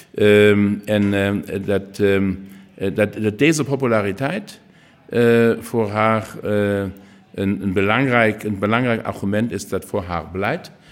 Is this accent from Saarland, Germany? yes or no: yes; Saarland, Germany; Dutch is a second language; wij zijn het buurland van Luxemburg en van Frankrijk.